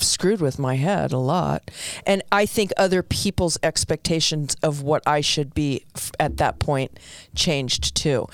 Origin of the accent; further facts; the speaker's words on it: New York City, New York, United States; When I was young, growing up in the Bronx, I came from an Italian family.